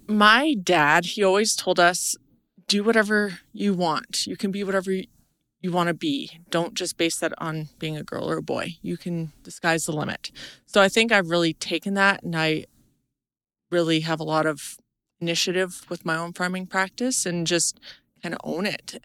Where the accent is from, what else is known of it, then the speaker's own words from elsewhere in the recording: Vanderhoof, British Columbia, Canada; moved away as an adult; also born or lived in Australia; I'm from Vanderhoof, British Columbia